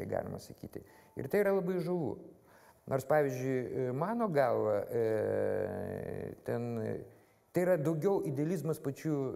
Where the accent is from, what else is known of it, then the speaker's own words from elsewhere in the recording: Vilnius, Vilnius County, Lithuania; aš Vilnietis, man Vilnius yra